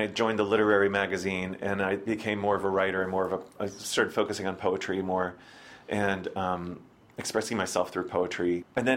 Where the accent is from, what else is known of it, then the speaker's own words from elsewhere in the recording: Springfield, Virginia, United States; also born or lived in Las Vegas, Nevada; now in New York, United States; I grew up in Springfield, which is about 20 minutes outside of D.C.